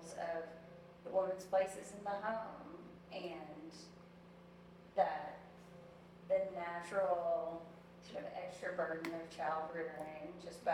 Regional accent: the South, United States; I am from the South

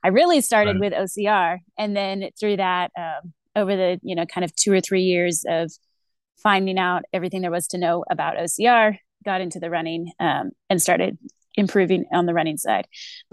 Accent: Texas, United States; moved away as an adult; also born or lived in Arizona / Northern Virginia; now in Colorado, United States; I've lived in Texas for most of my life. I was originally from Arizona. So I was born and kind of like childhood in Arizona. Moved to Texas when I was 8

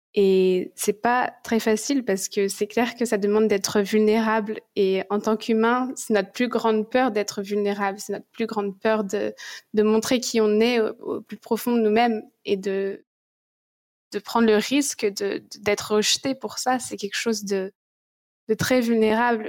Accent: France; moved away as an adult; also born or lived in Goa; now in Bali, Indonesia; Je suis partie de la France à mes 19 ans

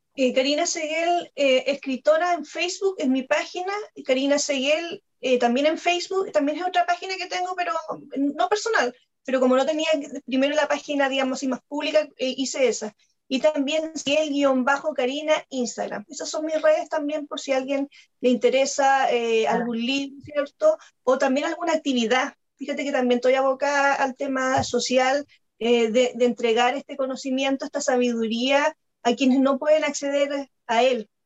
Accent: Chile; soy periodista y soy escritora chilena

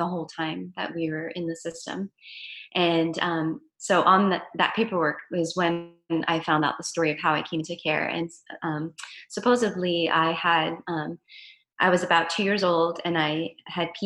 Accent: Los Angeles, California, United States; I was born in the San Fernando Valley in Los Angeles

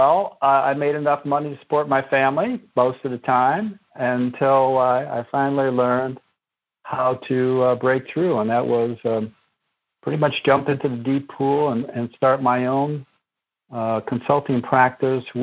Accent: Chicago, Illinois, United States; moved away as an adult; also born or lived in East Coast; I grew up on the west side of Chicago many years ago, and still an Illinois boy

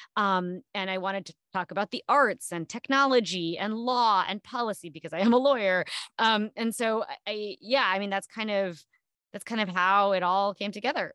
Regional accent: New Jersey, United States; I grew up in New Jersey on the East Coast

